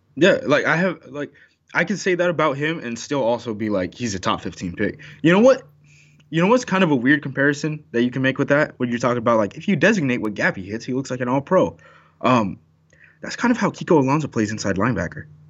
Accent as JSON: {"language": "English", "region": "Oregon", "country": "United States", "said": "I'm from Oregon"}